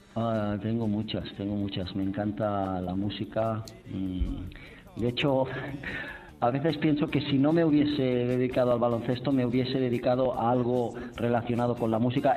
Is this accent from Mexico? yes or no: no; Badalona, Catalonia, Spain; moved away as an adult; now in Istanbul, Turkey; yo soy de Badalona